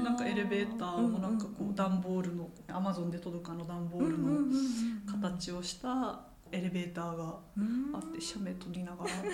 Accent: Tohoku, Japan; 東北の出身なので

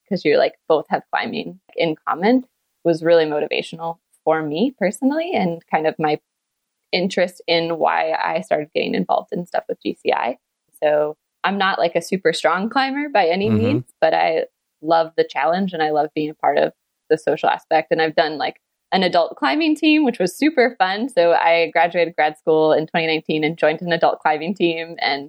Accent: Flint, Michigan, United States; moved away as an adult; also born or lived in Oakland, California; now in Seattle, United States; So I'm actually from Michigan. I grew up just outside of Flint.

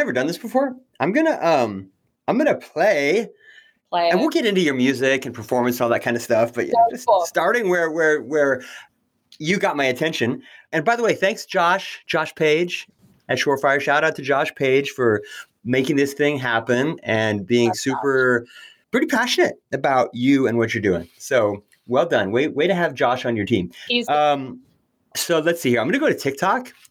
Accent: California, United States; being a Californian

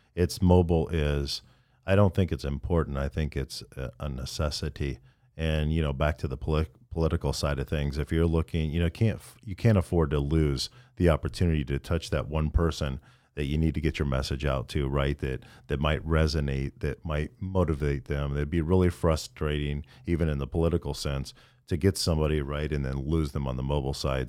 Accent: Midwest, United States; moved away; I'm from the Midwest in rural America, and I couldn't wait to get out of there

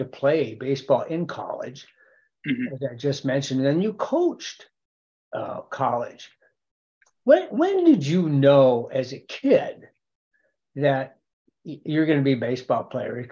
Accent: Fargo, North Dakota, United States; also born or lived in Milwaukee, Wisconsin; in Fargo, especially in the, you know, parochial school program, which I was, I'm a product of, right? All 12 years of parochial school

